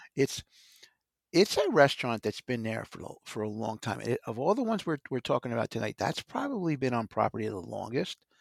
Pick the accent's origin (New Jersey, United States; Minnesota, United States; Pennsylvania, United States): New Jersey, United States; I come from New Jersey